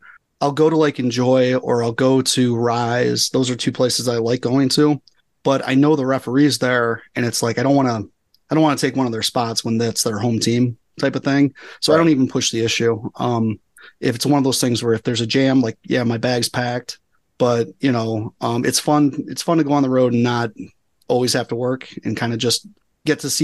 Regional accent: Cleveland, Ohio, United States; I'm still from Cleveland regardless.

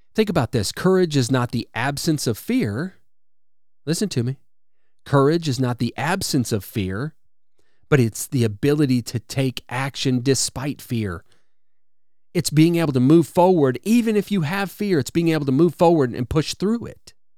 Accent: Wisconsin, United States; now in Alabama, United States; I grew up in Wisconsin, so I'm, I'm familiar with really cold winters

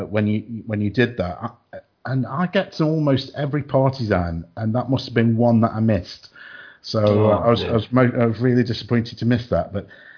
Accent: Southampton, South East England, United Kingdom; born there; mentioned before we started that although I've lost the accent or never had the accent, actually, I was born in Southampton.

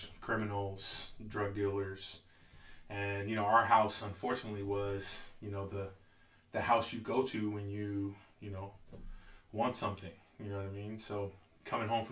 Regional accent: San Diego, California, United States; moved away as an adult; now in Seattle, United States; I happen to be from southeast San Diego

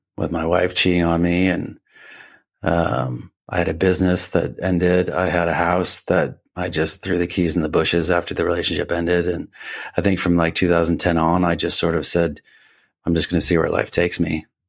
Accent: Richmond, Massachusetts, United States; moved away as an adult; also born or lived in Boston, Massachusetts; I grew up in Rich, uh, Richmond, Massachusetts. It's, it's as far western Massachusetts as you can get, uh, like on the New York border

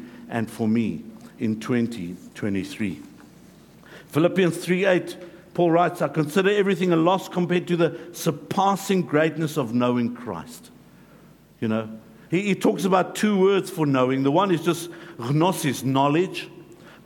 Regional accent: South Africa; moved away; I grew up in South Africa

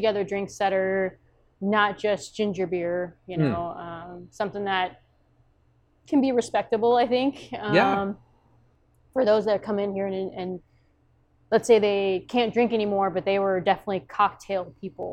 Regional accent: Texas, United States; also born or lived in Korea; now in Omaha, United States; I grew up in Texas

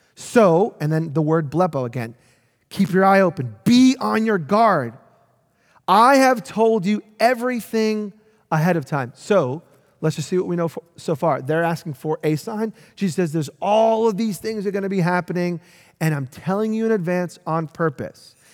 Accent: New York City, New York, United States; I grew up in New York City

